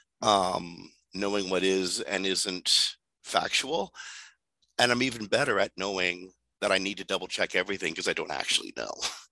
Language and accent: English; Canada; also born or lived in Toronto; I'm Canadian